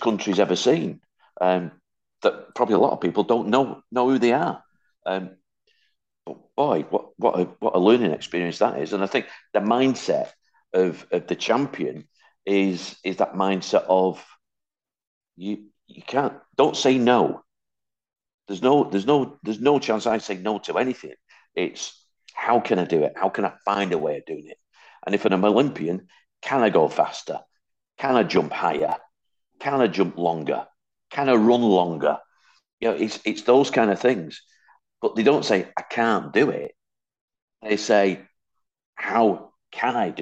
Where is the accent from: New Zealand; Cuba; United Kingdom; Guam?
United Kingdom; Hattersley, North West England; also born or lived in Wythenshawe; I was born in Withenshaw, brought up on a council estate called Hattersley